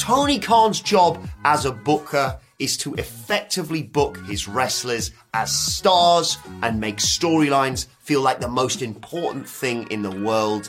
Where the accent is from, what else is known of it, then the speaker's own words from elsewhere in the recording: United Kingdom; a British YouTuber